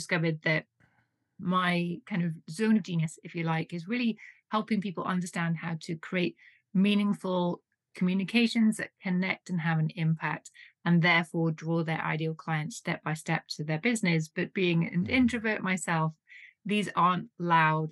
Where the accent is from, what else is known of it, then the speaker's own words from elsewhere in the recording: United Kingdom; now in Switzerland; you may tell from my accent, I'm originally from the UK